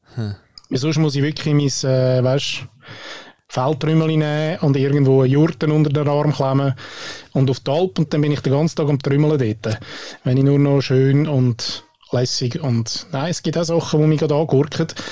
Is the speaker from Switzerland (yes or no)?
yes; Switzerland; bei uns in der Schweiz